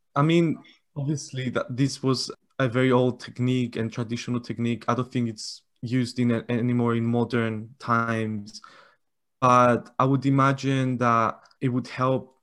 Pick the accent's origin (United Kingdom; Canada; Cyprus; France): Cyprus; I'm from Cyprus